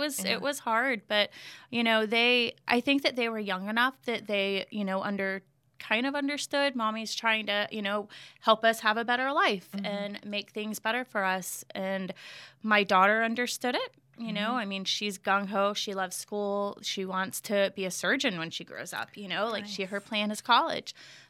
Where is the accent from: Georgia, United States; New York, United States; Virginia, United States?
Virginia, United States; born there; My mom was born and raised in Florida, but I was born in Virginia and moved all over all the time.